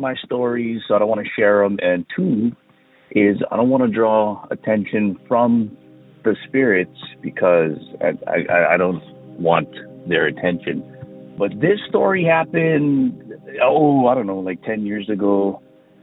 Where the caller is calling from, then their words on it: Big Island of Hawaii, United States; I'm calling from the Big Island of Hawaii.